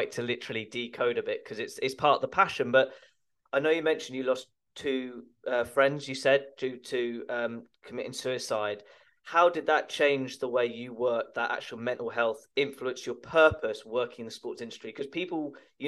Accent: England, United Kingdom; we're both English

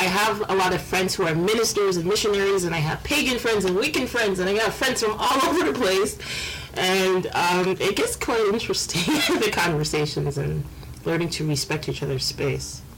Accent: Canada; I was born in Canada. My parents are from from the Caribbean

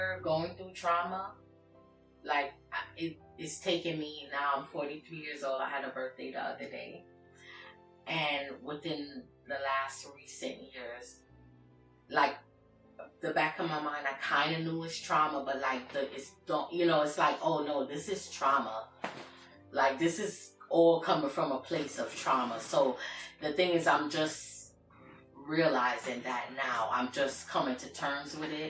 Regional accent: New York City, New York, United States; also born or lived in Kingston, Jamaica; grew up in New York. My early childhood is Jamaica, but for the most part, New York City

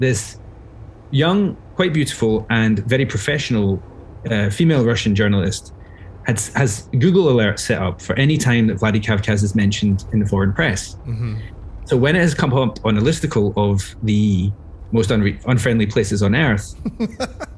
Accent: Glasgow, Scotland, United Kingdom; accent: Glaswegian; moved away as an adult; also born or lived in Dubai, United Arab Emirates; go as Glaswegian as possible

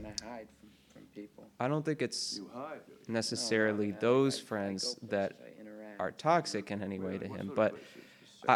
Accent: St. Louis, Missouri, United States; in my hometown at the St. Louis Art Museum

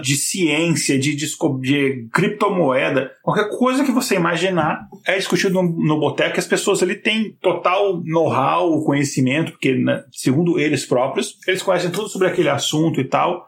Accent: Brasília, Federal District, Brazil; accent: brasiliense; also born or lived in Minas Gerais; o meu sotaque brasiliense

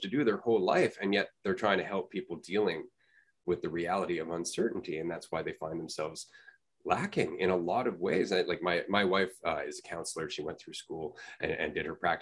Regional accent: Canada; I'm from Canada

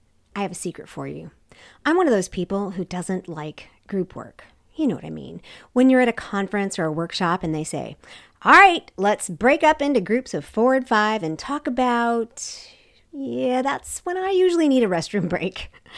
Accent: South Korea; I mean, because you're not American, and I grew up in Korea, so you're not Korean.

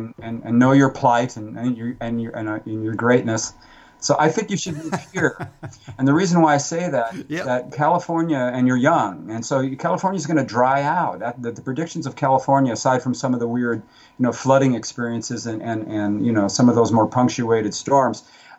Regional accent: Germany; born there; also born or lived in Oklahoma; Well, actually, I was born in Germany, if you remember.

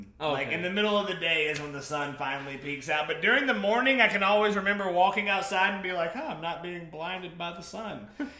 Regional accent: Hemphill, Texas, United States; my hometown of Hemphill.

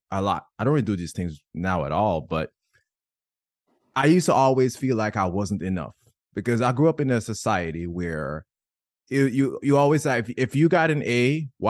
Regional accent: Jamaica; I grew up in Jamaica

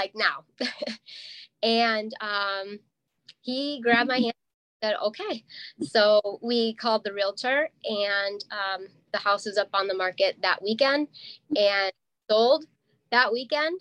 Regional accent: Madison, Wisconsin, United States; moved away as an adult; also born or lived in Milwaukee, Wisconsin; now in northern Wisconsin, United States; I grew up in Madison, like that's where I went to high school

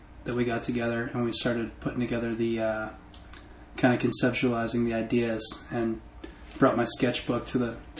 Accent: Massachusetts, United States; I grew up in Mass

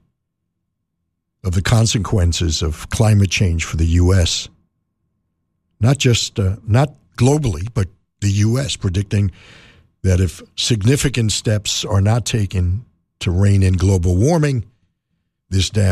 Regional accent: New York City, New York, United States; Growing up in New York City

